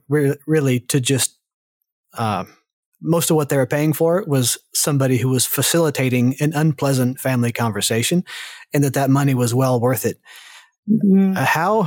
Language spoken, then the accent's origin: English; the South, United States; moved away; I grew up in the South, and it definitely is part of the culture there where you don't talk about it.